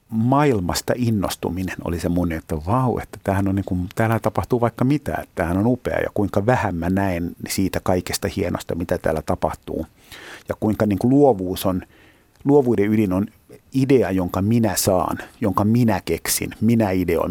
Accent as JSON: {"language": "Finnish", "town": "Helsinki", "region": "Uusimaa", "country": "Finland", "said": "mä oon helsinkiläinen"}